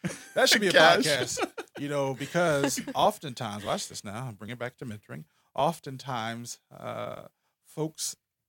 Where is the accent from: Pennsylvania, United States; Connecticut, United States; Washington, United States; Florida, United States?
Pennsylvania, United States; Philadelphia; I was born and raised in North Philly.